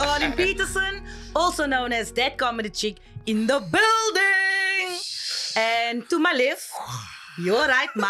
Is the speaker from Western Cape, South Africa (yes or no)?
yes; Cape Town, Western Cape, South Africa; I was actually born and raised in Retreat.